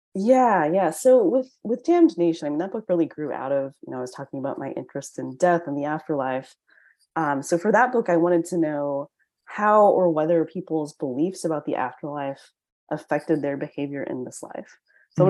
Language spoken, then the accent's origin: English; United States; I'm Chinese American